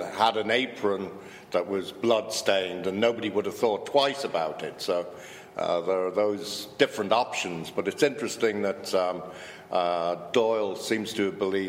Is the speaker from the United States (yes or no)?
no; United Kingdom; being British